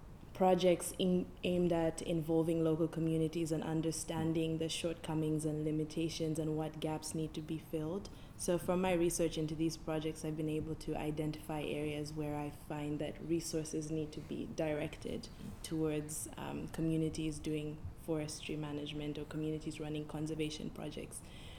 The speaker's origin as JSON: {"language": "English", "country": "Zambia", "also_born_or_lived": "California", "moved": "as an adult", "lives_now": "United States", "said": "I am from Zambia, and I've been in the US since 2018 because I did my undergrad in California."}